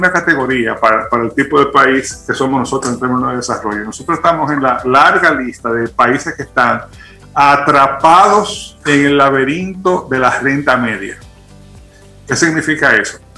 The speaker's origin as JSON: {"language": "Spanish", "country": "Dominican Republic", "said": "si los dominicanos no fuéramos como fuéramos, no fuéramos dominicanos"}